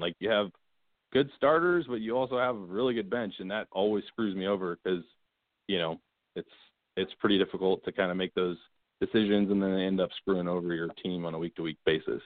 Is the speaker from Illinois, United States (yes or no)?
no; Manassas, Virginia, United States; now in Dallas, United States; grew up in Manassas, Virginia, kind of 30 minutes from DC